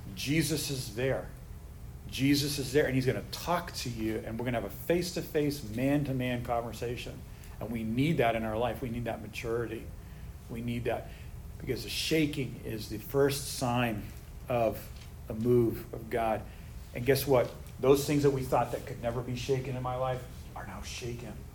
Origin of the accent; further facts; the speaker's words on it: United States; I'm an American patriot. I love the United States.